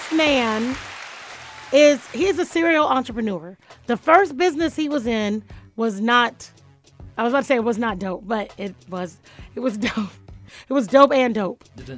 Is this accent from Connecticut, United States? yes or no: no; Florida, United States; I'm from Dade County.